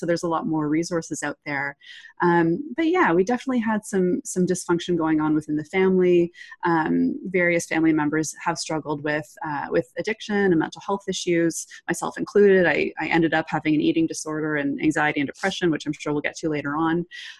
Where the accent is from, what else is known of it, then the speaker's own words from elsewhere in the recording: Toronto, Ontario, Canada; Oh yeah. Yes. Born and raised. Lived here all my life.